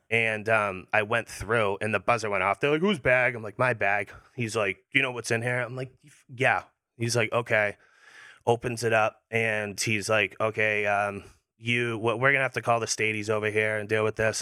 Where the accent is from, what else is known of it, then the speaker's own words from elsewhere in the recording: Hanover, Massachusetts, United States; Hanover. Hanover, Mass.